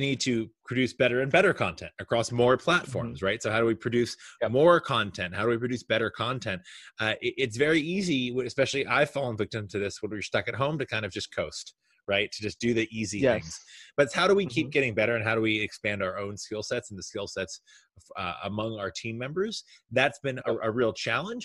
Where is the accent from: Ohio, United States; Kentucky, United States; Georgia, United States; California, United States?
Kentucky, United States; now in New York, United States; I'm originally from Kentucky